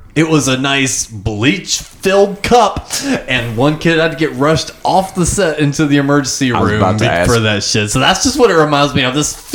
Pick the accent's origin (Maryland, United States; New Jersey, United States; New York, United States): New Jersey, United States; We're from New Jersey.